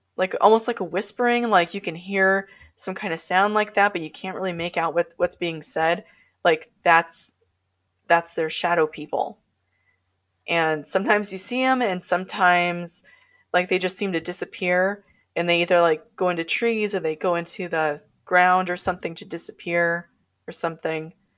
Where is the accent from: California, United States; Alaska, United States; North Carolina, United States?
Alaska, United States; North Pole; I grew up in North Pole